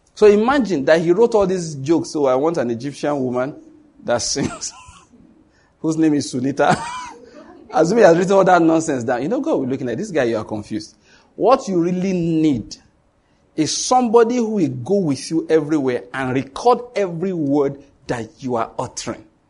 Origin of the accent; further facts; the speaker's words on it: Nigeria; I come from Nigeria